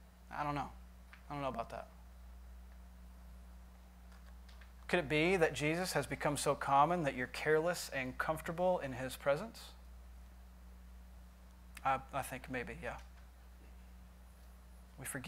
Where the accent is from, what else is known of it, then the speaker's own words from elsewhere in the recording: Michigan, United States; now in Nashville, United States; I went back to visit Michigan here not too long ago. And I went back to my hometown